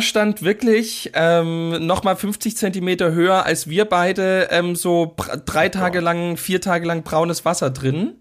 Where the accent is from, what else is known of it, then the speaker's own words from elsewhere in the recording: Großschirma, Saxony, Germany; bei uns in Großschirmer gibt es eben einen Ortsteil Rotenfurt